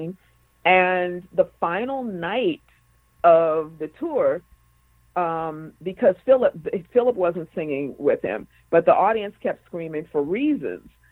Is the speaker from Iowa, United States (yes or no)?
no; Washington, District of Columbia, United States; now in Los Angeles, United States; I'm originally from Washington, D.C., and I had moved out to L.A.